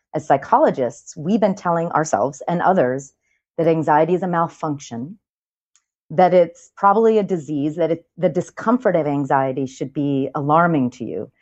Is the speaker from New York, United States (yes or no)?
yes; New York, United States; I'm a New Yorker